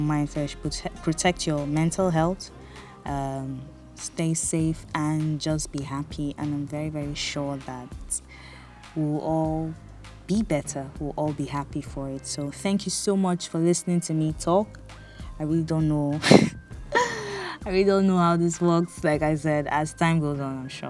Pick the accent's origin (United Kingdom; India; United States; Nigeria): Nigeria; Bonny, Rivers State; moved away as an adult; So I grew up in Bonny, a small town where everywhere was trekkable